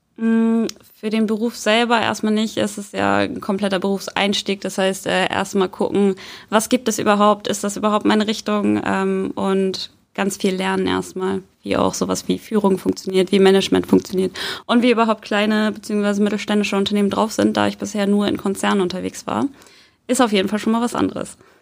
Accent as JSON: {"language": "German", "town": "Soltau", "region": "Lower Saxony", "country": "Germany", "tie": "born or raised there", "moved": "as an adult", "lives_now": "Hamburg, Germany", "said": "Ich bin in Hamburg zwar geboren, bin aber aufgewachsen in äh, Soltau"}